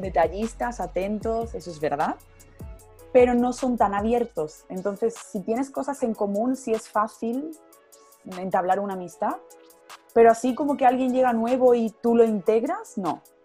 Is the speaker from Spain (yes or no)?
yes; Córdoba, Andalusia, Spain; moved away as an adult; now in Munich, Germany; yo soy de España, soy del sur, soy de Andalucía, em, de Córdoba concretamente